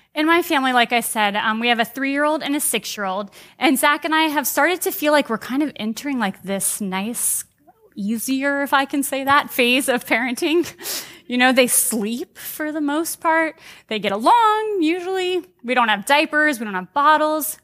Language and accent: English; United States; as American Christians